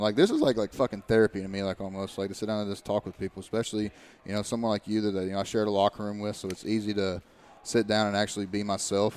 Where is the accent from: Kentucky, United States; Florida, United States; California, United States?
Kentucky, United States; Eastern; my hometown and everything like that and uh, I was like literally you go back to Eastern Kentucky